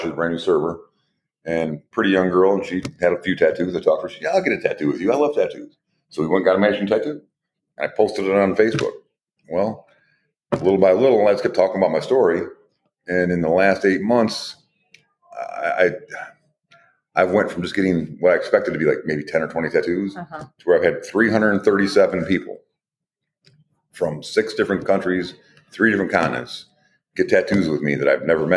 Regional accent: Toledo, Ohio, United States; also born or lived in Kalamazoo, Michigan; I was born in Kalamazoo, Michigan, but I was raised in Toledo

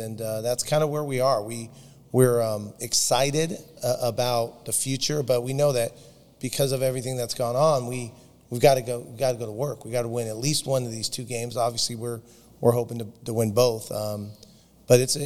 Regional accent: the South Bay, California, United States; I was born in the South Bay, went to Bishop Montgomery High School, went to UCLA

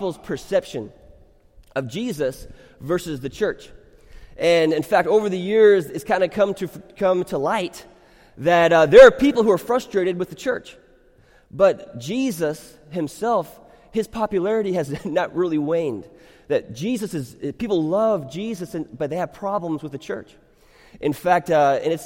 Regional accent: United States; I am an American, but I am not just an American who happens to be a Christian

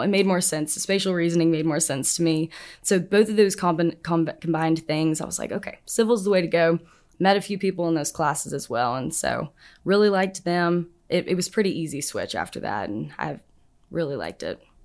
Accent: Nashville, Tennessee, United States; moved away as an adult; now in Auburn, United States; I'm from Nashville, Tennessee

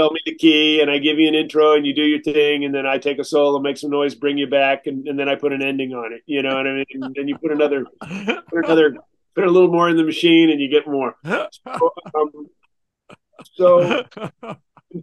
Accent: San Francisco, California, United States; I grew up in San Francisco.

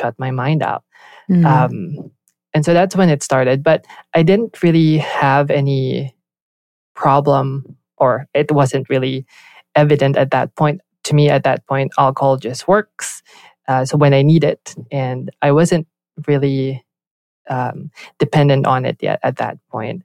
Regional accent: Philippines; moved away as an adult; also born or lived in Southern California; now in United States; I grew up in the Philippines, born and raised there.

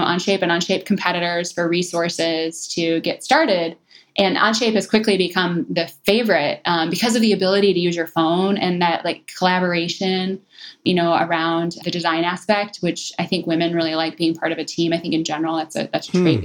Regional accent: Detroit, Michigan, United States; moved away; coming from Detroit

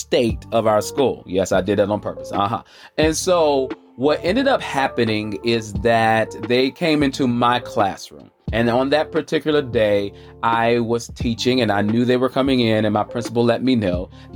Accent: Charlotte, North Carolina, United States; I'm coming from the South, the Queen City, Charlotte, North Carolina, the QC

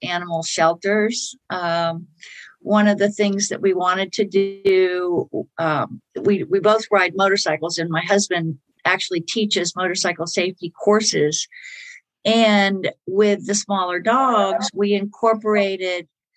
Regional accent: Miami, Florida, United States; also born or lived in Merritt Island, Florida; where I'm from, I grew up in Miami, Florida

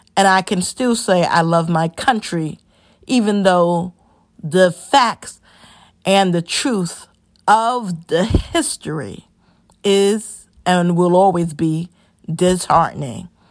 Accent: New York City, New York, United States; also born or lived in North Carolina; Born and raised in the Bronx

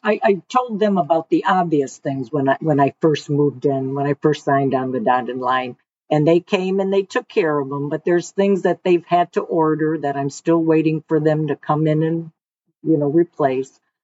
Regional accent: Detroit, Michigan, United States; moved away as an adult; also born or lived in Westland, Michigan / Florida; now in Savannah, United States; born in semi raised in Detroit. Then we moved to the west side uh, to a small town called Westland, right outside of Livonia.

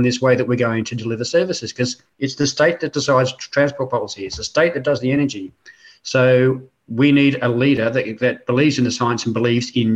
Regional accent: Queensland, Australia; now in New South Wales, Australia; I was raised in Queensland

